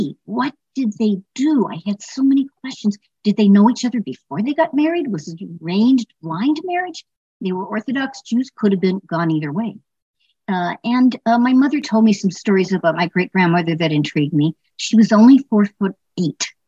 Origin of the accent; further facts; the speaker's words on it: Los Angeles, California, United States; I grew up in Los Angeles